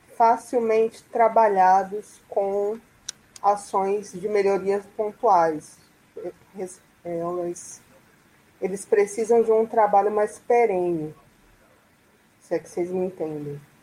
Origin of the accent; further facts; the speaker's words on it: Salvador, Bahia, Brazil; sou aqui de Salvador